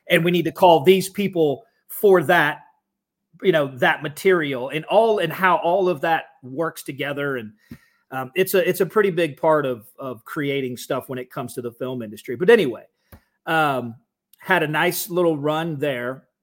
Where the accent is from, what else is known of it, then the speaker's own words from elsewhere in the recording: Atlanta, Georgia, United States; growing up in Atlanta, at least during my teenage years uh, we have the same thing.